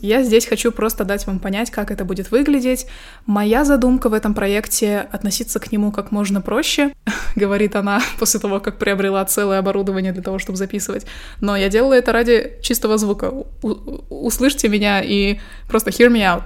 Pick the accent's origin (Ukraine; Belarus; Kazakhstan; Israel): Kazakhstan; also born or lived in Astana; Я казашка, живу в Казахстане, в столице Казахстана, городе Астана, Нурсултан